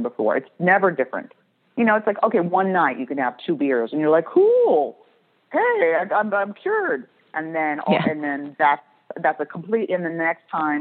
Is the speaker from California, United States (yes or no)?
yes; Beverly Hills, California, United States; I grew up in Beverly Hills